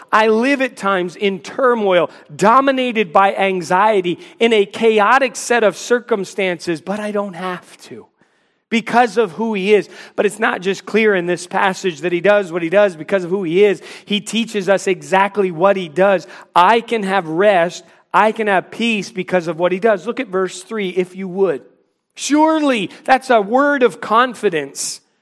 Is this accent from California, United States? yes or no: no; Washington, District of Columbia, United States; now in Charlotte, United States; I grew up in the Washington, D C area